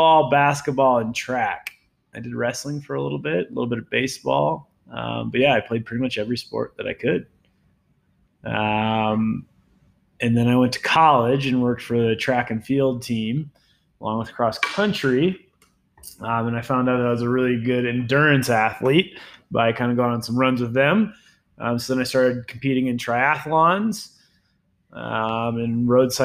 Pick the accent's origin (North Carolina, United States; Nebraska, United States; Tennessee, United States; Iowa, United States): Nebraska, United States; moved away as an adult; also born or lived in upstate New York; now in Vail, United States; growing up, I grew up in Nebraska.